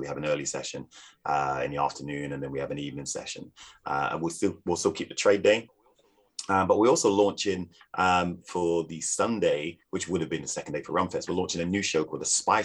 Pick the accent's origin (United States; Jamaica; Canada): Jamaica; now in United Kingdom; being a bartender, being Jamaican. I was asked to work for a Jamaican rum company here in the UK